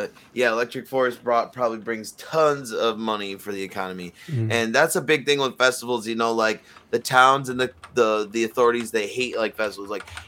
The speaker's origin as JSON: {"language": "English", "town": "Detroit", "region": "Michigan", "country": "United States", "said": "my mom's in Detroit. And most of my family is in Detroit. Are you? You know, I have roots in Detroit. I'm from Detroit."}